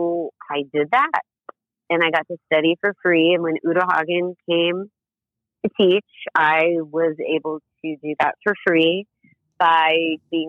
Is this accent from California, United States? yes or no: no; Las Vegas, Nevada, United States; moved away as an adult; also born or lived in New York; now in Los Angeles, United States; When I grew up in Las Vegas